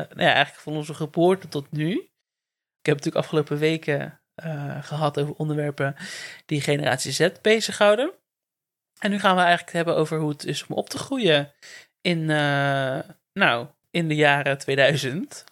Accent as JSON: {"language": "Dutch", "town": "Werkendam", "region": "North Brabant", "country": "Netherlands", "tie": "born or raised there", "said": "in Werkendam ben ik ook echt geboren"}